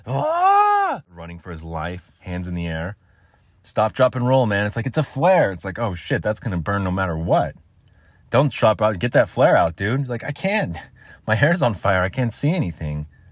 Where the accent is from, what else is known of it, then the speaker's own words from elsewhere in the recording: United States; I'm American. We call it soccer here.